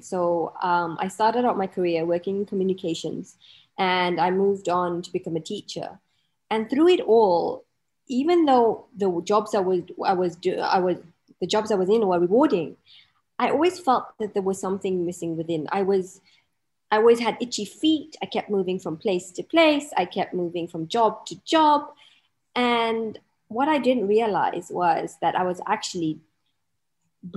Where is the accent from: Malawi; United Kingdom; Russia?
Malawi; now in Dubai, United Arab Emirates; I'm based in Dubai, but I'm actually originally from a little country in Africa called Malawi